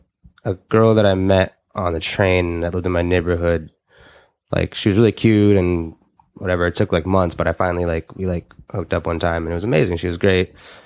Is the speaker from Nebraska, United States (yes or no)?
yes; Omaha, Nebraska, United States; Like, you know, I was came from Omaha, Nebraska, and I was like